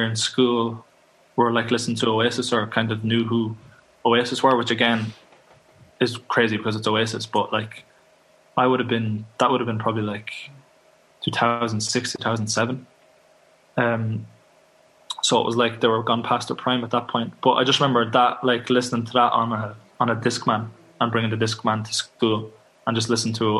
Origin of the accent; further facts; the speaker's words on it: Kildare, Leinster, Ireland; also born or lived in Dublin; Kildare in Ireland. It's just outside of Dublin, so that's where I come from